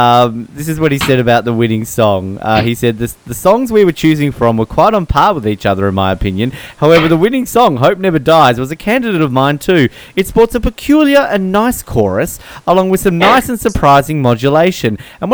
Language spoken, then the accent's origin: English; Latvia; Latvia. Yes, I am from Latvia.